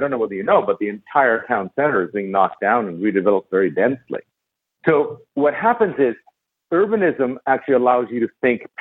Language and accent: English; Barcelona, Catalonia, Spain; You know, I was kind of stateless. I was from Barcelona.